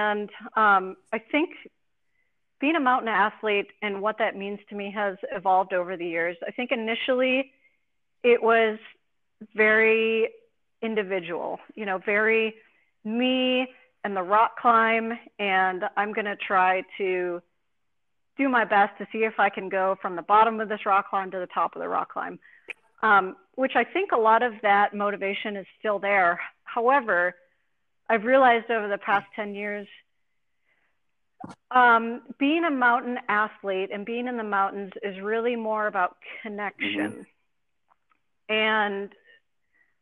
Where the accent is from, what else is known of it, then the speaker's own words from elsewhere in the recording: Wisconsin, United States; moved away as an adult; also born or lived in Jackson; now in Bozeman, United States; I grew up skiing in Wisconsin on a landfill